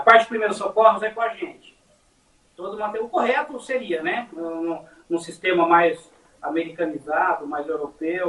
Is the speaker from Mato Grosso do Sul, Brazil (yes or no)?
no; Mogi das Cruzes, São Paulo, Brazil; Nós somos um dos municípios mais antigos do Brasil.